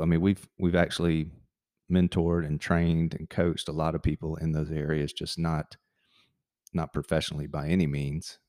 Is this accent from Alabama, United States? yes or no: yes; Montgomery, Alabama, United States; moved away as an adult; also born or lived in Tampa, Florida / Auburn, Alabama; born and raised in Montgomery, Alabama. Um, spent really my first 18 years there